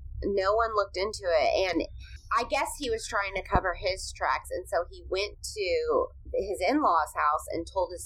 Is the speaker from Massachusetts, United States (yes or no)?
no; California, United States; accent: California accent; now in Arkansas, United States; I grew up in California